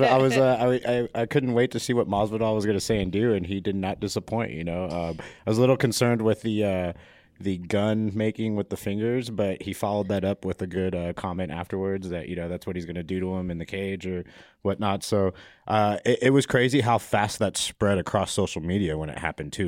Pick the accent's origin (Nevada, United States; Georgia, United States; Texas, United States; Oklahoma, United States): Nevada, United States; Las Vegas; moved away; also born or lived in Miami; I'm actually born and raised in Vegas